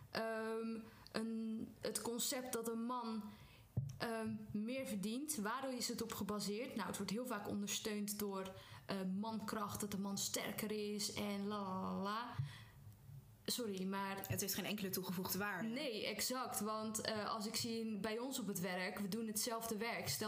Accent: Zeeland, Netherlands; En ik ben Zeeuws en ik ben een hele trotse Zeeuw.

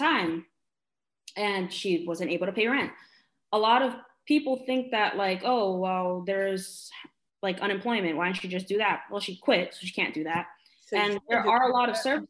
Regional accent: New York City, New York, United States; I live in Sunset Park. I was born and raised in Sunset Park.

